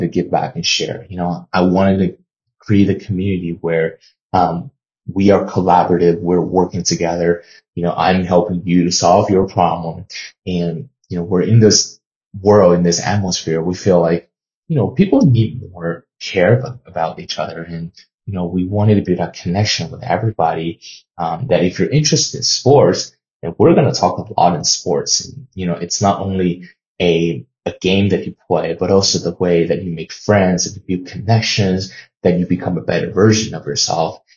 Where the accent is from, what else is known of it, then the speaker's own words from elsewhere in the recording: China; now in United States; I was born and raised in China